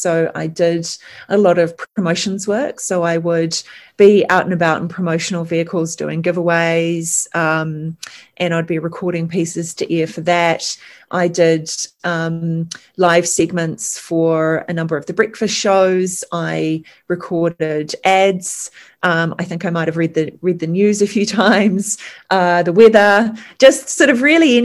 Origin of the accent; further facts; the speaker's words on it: New Zealand; also born or lived in England; So my father is British. I'm a first generation Kiwi